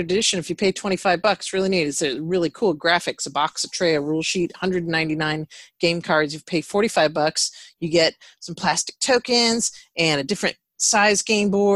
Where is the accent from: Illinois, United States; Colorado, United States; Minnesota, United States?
Minnesota, United States; I grew up in Minnesota